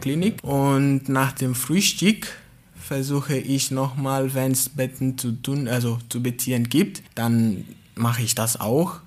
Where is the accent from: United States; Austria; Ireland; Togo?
Togo; German is a second language; moved away as an adult; now in Baden-Baden, Germany; Ich komme aus Togo